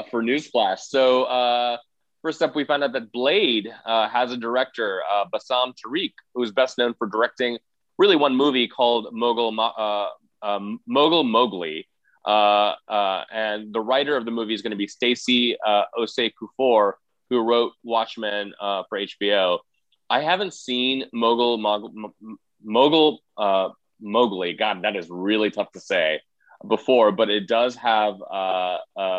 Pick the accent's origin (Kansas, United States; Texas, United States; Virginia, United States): Texas, United States; Sugar Land; Sugarland is like where I grew up in Texas, which is a little town outside of Houston